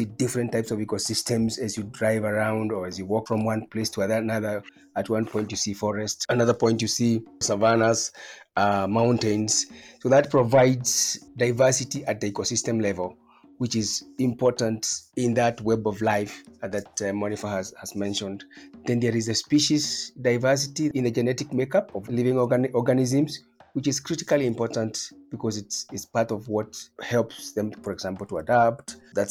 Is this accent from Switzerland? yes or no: no; Kenya; also born or lived in Nairobi; I am Kenyan and I'm based in Nairobi